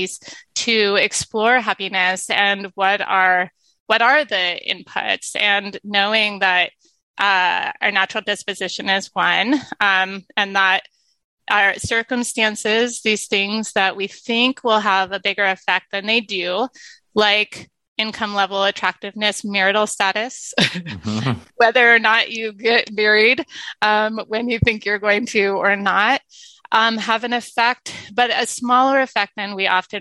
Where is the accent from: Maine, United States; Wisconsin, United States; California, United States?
California, United States; San Diego; moved away; San Diego, which is my hometown